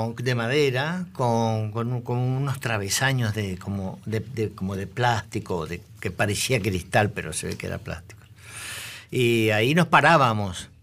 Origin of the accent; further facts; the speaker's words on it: Buenos Aires, Argentina; yo soy del Buenos Aires, soy el típico zurdito del Nacional Buenos Aires de aquella época